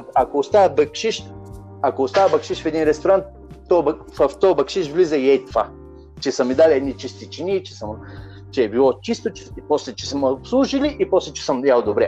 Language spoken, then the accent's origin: Bulgarian; Bulgaria; also born or lived in Lovech / Madrid / Las Rozas; now in Ibiza, Spain; аз съм българин